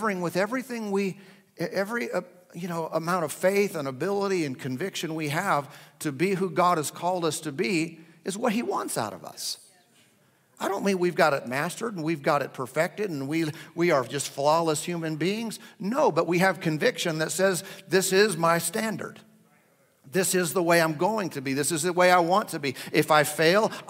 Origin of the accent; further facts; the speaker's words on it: United States; as American citizens